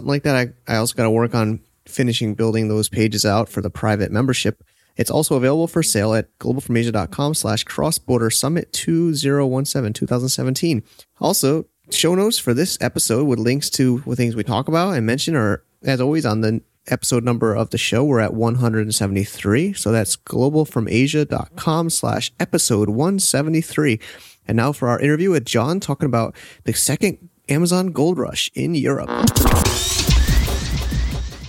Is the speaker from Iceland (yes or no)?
no; United States; moved away; I'm an American myself